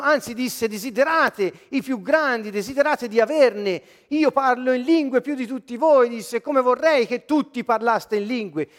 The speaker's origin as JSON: {"language": "Italian", "town": "Siena", "region": "Tuscany", "country": "Italy"}